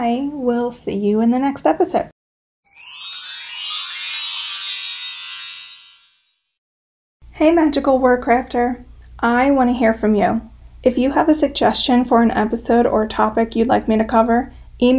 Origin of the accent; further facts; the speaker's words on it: Pennsylvania, United States; I'm from Pennsylvania. I live in the Pocono Mountains.